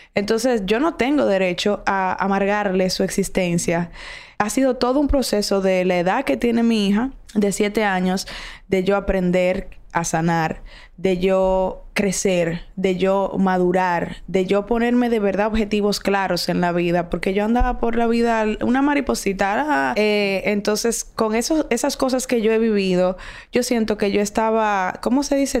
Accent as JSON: {"language": "Spanish", "country": "Dominican Republic", "said": "quiénes somos realmente los dominicanos, cuál es nuestra identidad"}